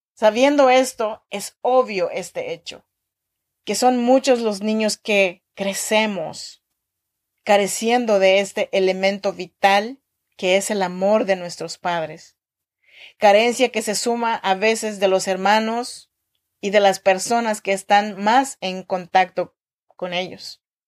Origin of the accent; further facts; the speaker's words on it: Chinantla region, Oaxaca, Mexico; now in Sacramento, United States; soy mexicana y oaxaqueña de la región chinanteca.